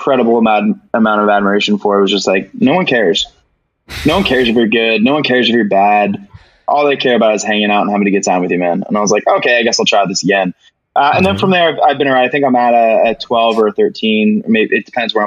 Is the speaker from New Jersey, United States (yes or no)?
yes; just outside Jersey City, New Jersey, United States; where I grew up was just outside Jersey City